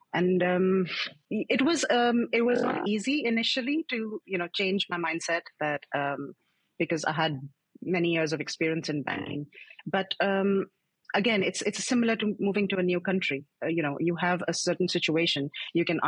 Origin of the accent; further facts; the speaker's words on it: New Delhi, Delhi, India; moved away as an adult; also born or lived in Tokyo, Japan / Singapore; now in Netherlands; I'm originally from India, from as you know, uh, from New Delhi, and um, I was I'm born and brought up there